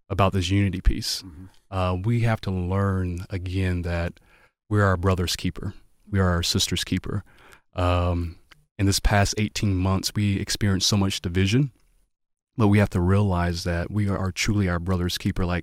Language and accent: English; the South, United States; I'm from the I'm from the South too. My parents are in the military.